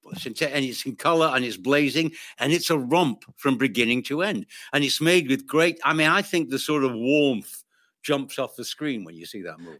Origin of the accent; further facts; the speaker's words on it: United Kingdom; I'm British